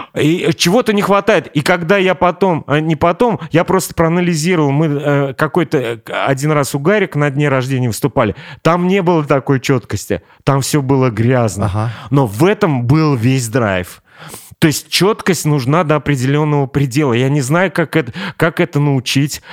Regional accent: Kazan, Tatarstan, Russia; Я вырос на, на Черном озере.

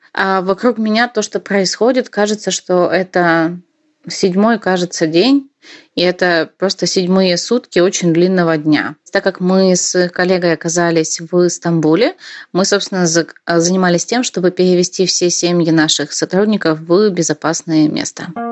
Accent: Korsun-Shevchenkivskyi, Cherkasy Oblast, Ukraine; moved away as an adult; also born or lived in Kyiv; Я родилась в Украине и выросла там, э, а именно в маленьком городке, который называется Корсун Шевченковский

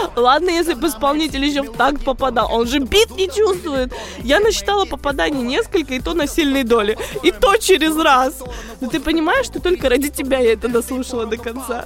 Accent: Moscow, Russia; also born or lived in Rostov Oblast; now in United States; я приезжала из Москвы к бабушке в Ростовскую область

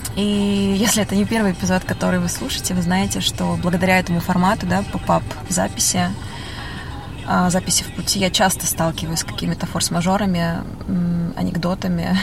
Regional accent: Almaty, Kazakhstan; moved away as an adult; also born or lived in Berlin, Germany; now in Saint Petersburg, Russia; я родилась в Алмате, в Казахстане

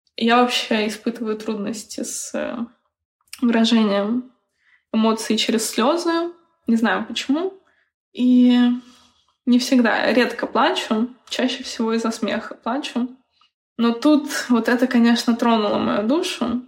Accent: Bryansk, Bryansk Oblast, Russia; я сама из Брянска

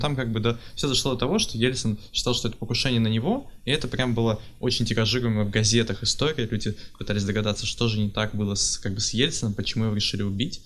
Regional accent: Pavlodar, Pavlodar Region, Kazakhstan; Я из Павлодара, это в Казахстане

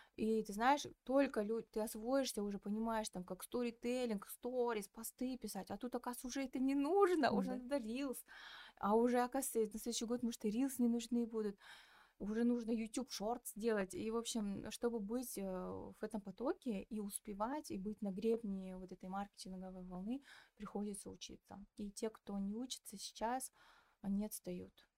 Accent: Petropavl, North Kazakhstan Region, Kazakhstan; Я разговариваю на русском, потому что я из Петропавловска

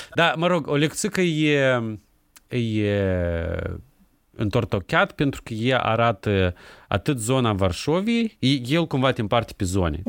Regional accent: Chișinău, Moldova; moved away; also born or lived in Seattle, United States; eu m-am născut în Chișinău, am copilărit în Chișinău

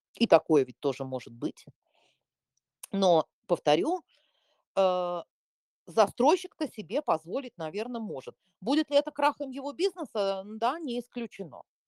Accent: Moscow, Russia; я москвичка коренная

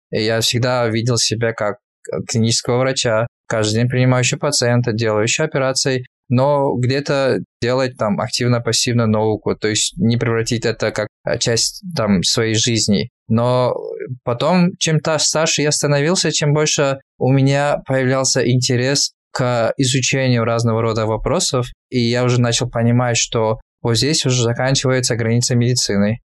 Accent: Kyzylorda Region, Kazakhstan; moved away as an adult; also born or lived in Karaganda, Kazakhstan / Almaty, Kazakhstan; now in Canada; я родился в городе где? Караганде. Вырос я уже на юге, Казладинская область.

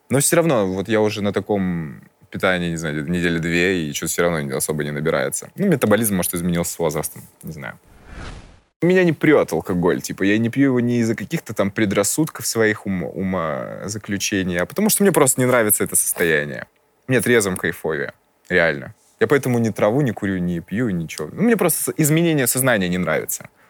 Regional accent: Crimea, Ukraine; Я из Крыма. У нас там это винные столицы. То есть я... Мы из Крыма.

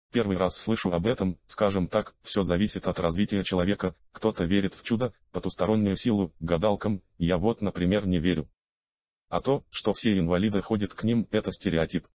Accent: Saint Petersburg, Russia; я родился и вырос в Питере.

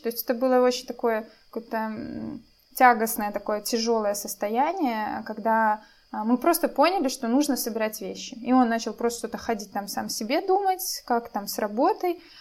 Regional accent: Belarus; moved away as an adult; now in Poland; мы из Беларуси

